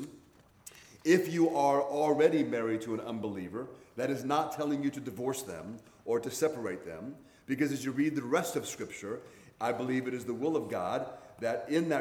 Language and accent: English; Hawaii, United States; moved away; I grew up in Hawaii